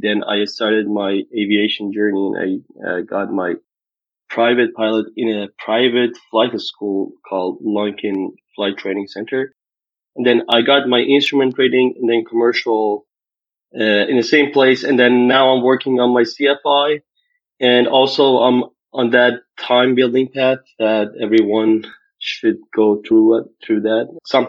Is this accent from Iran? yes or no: yes; Iran; now in Cincinnati, United States; I'm from Cincinnati, Ohio, United States, and I'm originally from Iran.